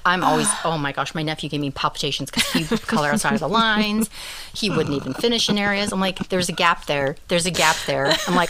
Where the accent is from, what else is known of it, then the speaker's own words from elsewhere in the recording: Canada; I'm Canadian.